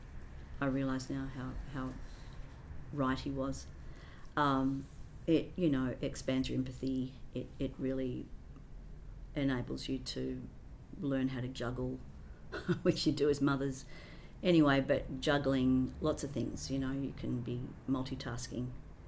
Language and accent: English; Sydney, New South Wales, Australia; first language English; I grew up in Hunters Hill with the Blaine family for a couple of years.